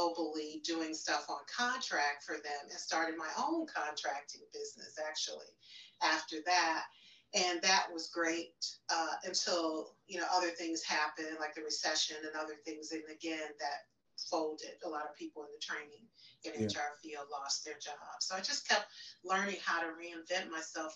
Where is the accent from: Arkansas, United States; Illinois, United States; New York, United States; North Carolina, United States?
Illinois, United States; Chicago; I am from, born and raised in Chicago, Illinois